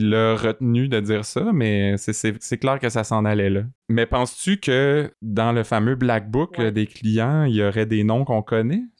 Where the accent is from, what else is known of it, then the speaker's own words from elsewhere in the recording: Sherbrooke, Quebec, Canada; on vient de Sherbrooke